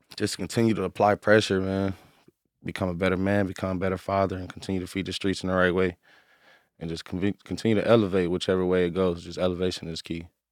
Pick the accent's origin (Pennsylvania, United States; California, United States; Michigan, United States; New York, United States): California, United States; Inglewood; I grew up out here, like, I'm originally from L A, Inglewood, like, I'm from Inglewood, strictly